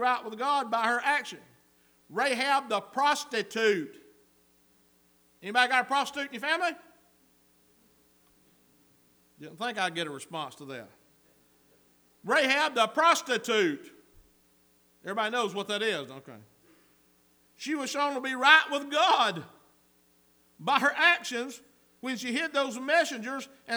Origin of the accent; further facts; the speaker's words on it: Northwest Georgia, United States; I come from Northwest Georgia. We handle snakes where I come from